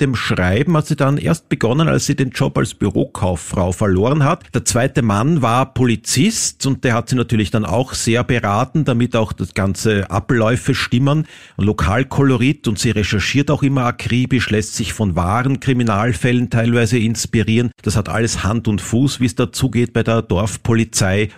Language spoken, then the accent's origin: German; Vienna, Austria; für mich als Wiener